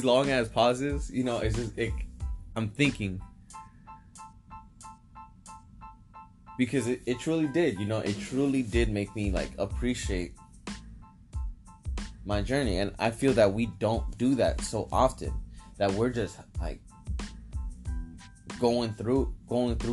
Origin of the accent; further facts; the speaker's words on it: San Diego, California, United States; also born or lived in Venice Beach, Los Angeles; I grew up in San Diego for my teenagers, most of the part.